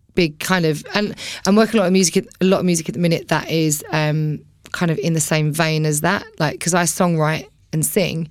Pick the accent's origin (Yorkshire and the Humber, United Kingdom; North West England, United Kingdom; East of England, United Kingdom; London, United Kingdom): East of England, United Kingdom; Billericay; also born or lived in Romford; I was born in Romford, grew up in Billericay